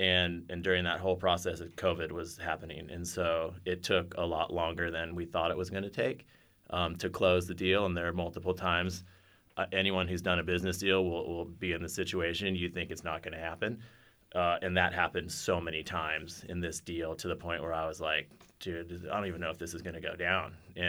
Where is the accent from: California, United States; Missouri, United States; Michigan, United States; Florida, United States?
California, United States; Encinitas; Surfing is a huge part of my life growing up in Encinitas, California.